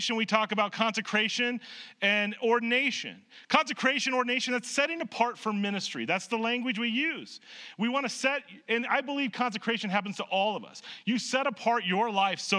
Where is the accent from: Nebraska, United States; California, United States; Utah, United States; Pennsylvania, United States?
Nebraska, United States; moved away; I grew up in Nebraska.